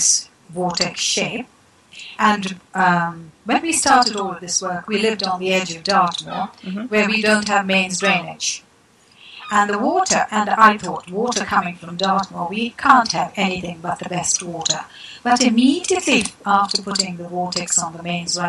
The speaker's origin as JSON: {"language": "English", "region": "South India", "country": "India", "moved": "yes", "said": "originally I come from South India, where water is revered and respected"}